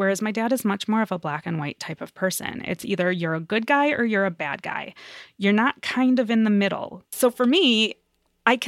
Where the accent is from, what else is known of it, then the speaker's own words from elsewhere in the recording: United States; I was born in America, but my father was born in Israel